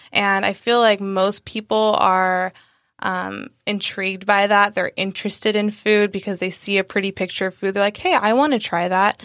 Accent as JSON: {"language": "English", "town": "San Diego", "region": "California", "country": "United States", "tie": "born or raised there", "also_born_or_lived": "Sacramento", "said": "I'm from San Diego. Um, we, I was born here, born and raised"}